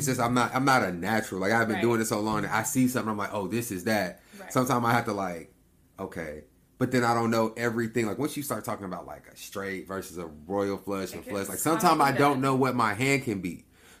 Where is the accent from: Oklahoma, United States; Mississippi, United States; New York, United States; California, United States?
Oklahoma, United States; Lawton; moved away as an adult; now in Houston, United States; I've been in Texas. I've only been in Texas for 4 years, but I was raised in Oklahoma